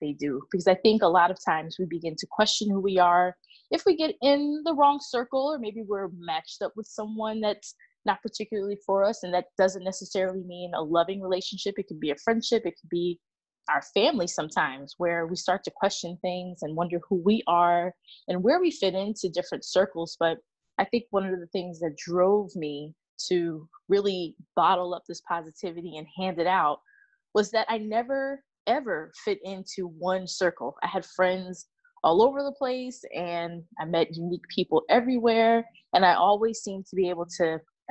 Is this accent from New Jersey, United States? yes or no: yes; New Jersey, United States; moved away as an adult; also born or lived in Atlanta / Austin; now in Seattle, United States; I was born and raised in New Jersey